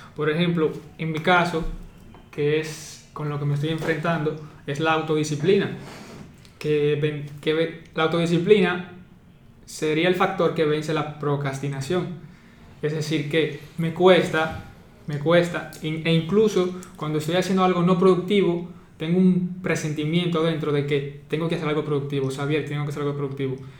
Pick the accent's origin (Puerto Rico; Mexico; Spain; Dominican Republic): Dominican Republic; soy dominicano y actualmente estudiante